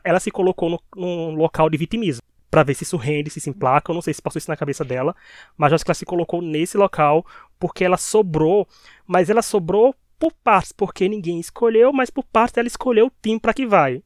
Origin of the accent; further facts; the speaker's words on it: Paraíba, Brazil; accent: Paraibano; Com o nosso sotaque paraibano